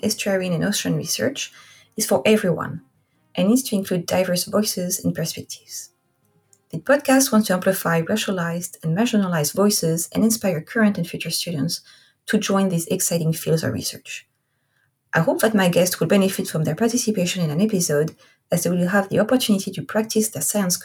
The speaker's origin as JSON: {"language": "English", "region": "Corsica", "country": "France", "also_born_or_lived": "Oahu, Hawaii / Rhode Island / Washington State", "accent": "French", "second_language": "English", "moved": "as an adult", "lives_now": "Vancouver, Washington, United States", "said": "I am French. I am from a small Mediterranean island called Corsica."}